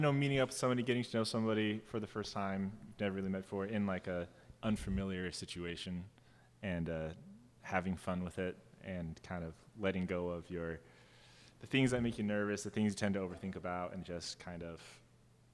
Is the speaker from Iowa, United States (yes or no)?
no; Stanwood, Washington, United States; now in Bellingham, United States; we're from Stanwood